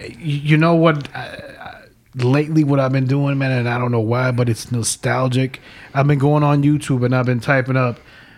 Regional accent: New York, United States; also born or lived in El Salvador; growing up in New York, obviously our family's from El Salvador.

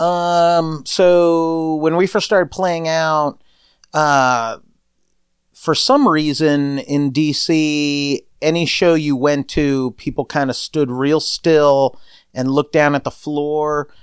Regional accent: East Coast, United States; We're ugly people from the East Coast

